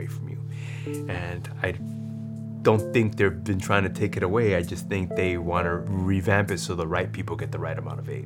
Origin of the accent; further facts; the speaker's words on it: New York City, New York, United States; also born or lived in South Bronx, New York; We moved to Corona, Queens